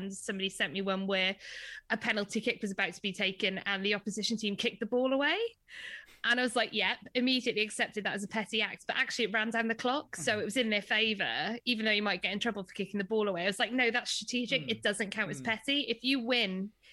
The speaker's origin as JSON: {"language": "English", "region": "Wales", "country": "United Kingdom", "said": "I'm a Welsh person"}